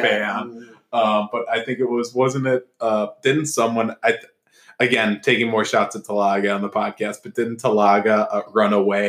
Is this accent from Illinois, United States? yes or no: yes; North Shore, Illinois, United States; we're all obviously Cubs fans growing up on the North Shore.